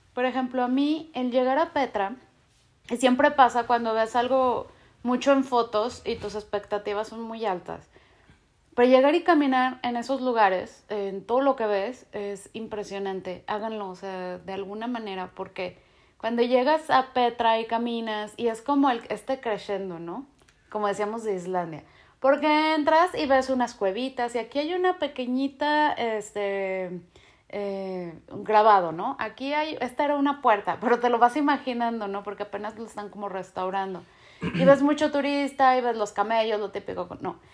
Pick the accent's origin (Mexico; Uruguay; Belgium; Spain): Mexico; como mexicano entrar a Estados Unidos